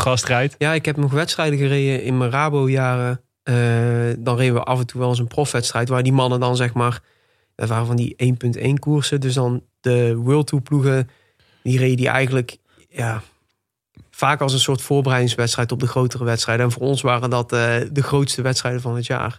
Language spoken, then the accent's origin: Dutch; Tilburg, North Brabant, Netherlands; ik ben geboren en getogen in Tilburg. Nog steeds woonachtig ook